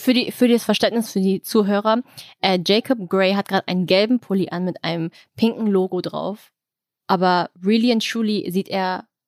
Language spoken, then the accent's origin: German; Germany; Ich bin hier geboren